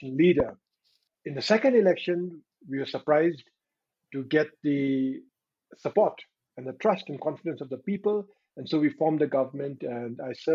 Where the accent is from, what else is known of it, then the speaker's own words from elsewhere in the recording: Bhutan; I'm from Bhutan.